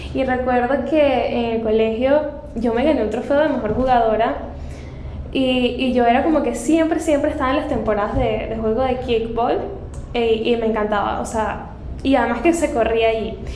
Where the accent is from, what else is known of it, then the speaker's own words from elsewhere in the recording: Caracas, Capital District, Venezuela; moved away as an adult; now in Panama; yo soy de Venezuela, yo nací en Caracas